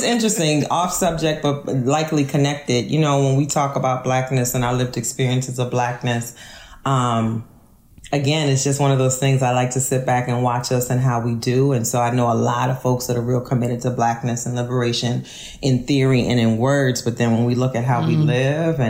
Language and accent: English; New Orleans, Louisiana, United States; moved away as an adult; also born or lived in Kenner, Louisiana; now in Philadelphia, United States; I'm not from Louisiana. I'm from New Orleans.